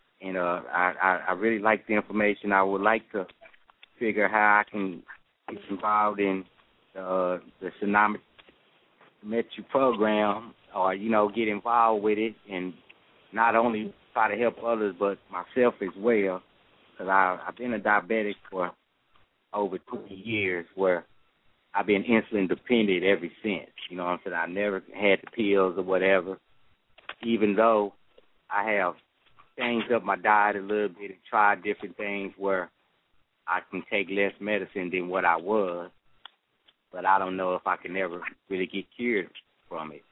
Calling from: Texas, United States; I'm calling from Texas.

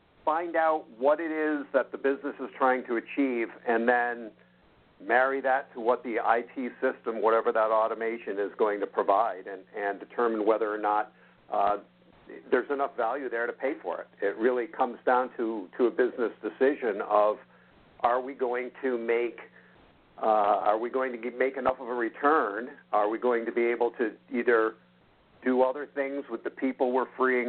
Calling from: Central New York, United States; I'm calling from Central New York.

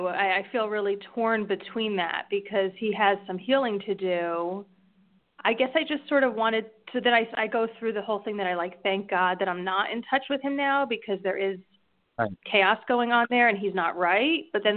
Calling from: New Jersey, United States; from New Jersey.

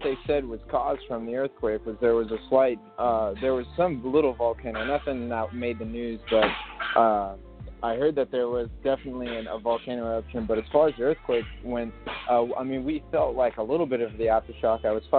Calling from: Stockton, California, United States; Calling from Stockton, California.

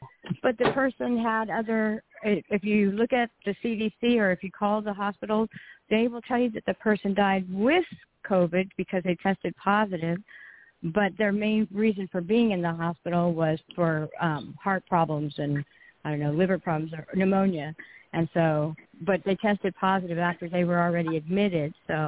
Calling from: California, United States; It's …, and I'm calling from California, so it's only 9:15 here.

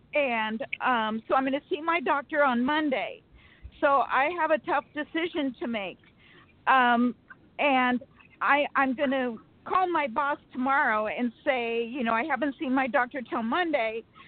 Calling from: Sacramento, California, United States

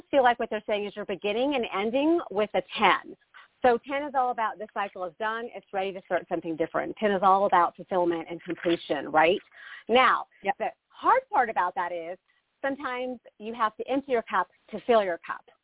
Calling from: Arizona, United States; Um, … in Arizona.

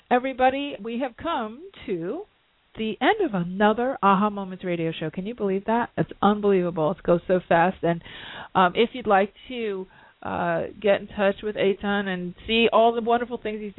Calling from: London, United Kingdom; I'm calling in from London, uh, you know, at the midnight.

